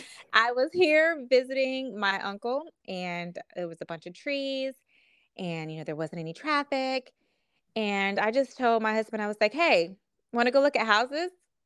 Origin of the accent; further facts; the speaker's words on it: Kansas, United States; moved away as an adult; also born or lived in Wichita, Kansas / Atlanta, Georgia; now in North Carolina, United States; I'm from Kansas.